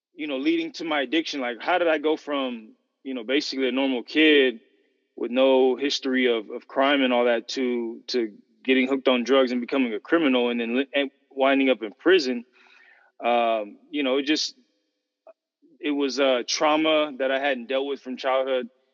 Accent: San Fernando Valley, Southern California, United States; I'm from Southern California, grew up in S, San Fernando Valley, Santa Cruz Valley

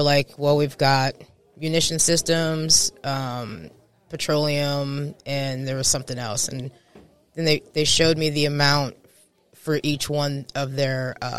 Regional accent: Newport News, Virginia, United States; born there; also born or lived in Puerto Rico / Texas / California / Japan; So, well, I was born in Newport News, Virginia. I'm a Navy brat, so I'm kind of from all over. I've been Puerto Rico, Texas, California, Japan

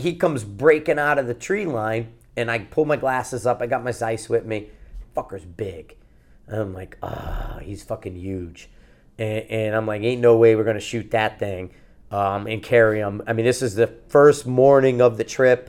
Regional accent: Connecticut, United States; I'm fucking kid from Connecticut

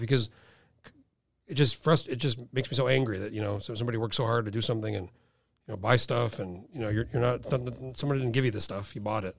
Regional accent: Albuquerque, New Mexico, United States; moved away; where I grew up in Albuquerque, it's desert

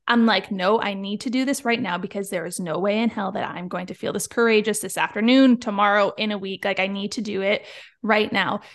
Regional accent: Niagara Falls, Ontario, Canada; moved away; I'm from Niagara Falls, Ontario, Canada

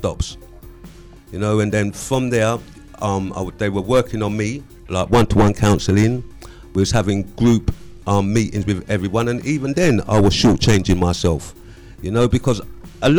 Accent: London, United Kingdom; I'm from North London

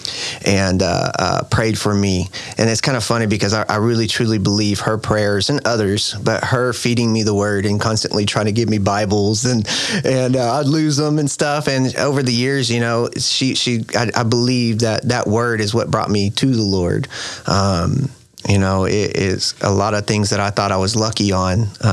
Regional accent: Fort Worth, Texas, United States; I'm originally from Fort Worth, still live in Fort Worth, born and raised, Fort Worth, Texas

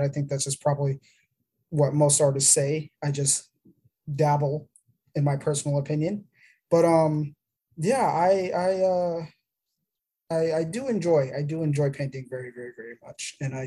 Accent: Arizona, United States; moved away; also born or lived in Florida; I was born in Arizona. I was born on the Gila River Indian Reservation

